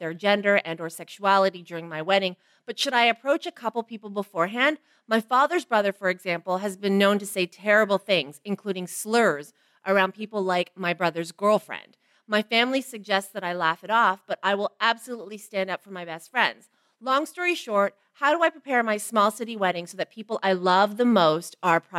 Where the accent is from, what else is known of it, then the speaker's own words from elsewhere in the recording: Canada; I'm fully Asian, I was raised in Canada